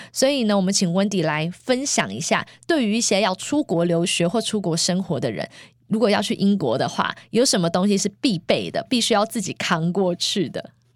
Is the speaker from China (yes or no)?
no; Taiwan; now in United States; 我小时候在台湾，只要每一次生病，我奶奶哦，就会煮咸粥